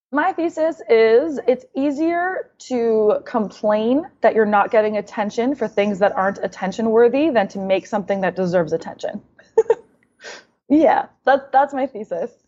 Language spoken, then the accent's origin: English; Canada; now in United States; being Canadian and then moving to America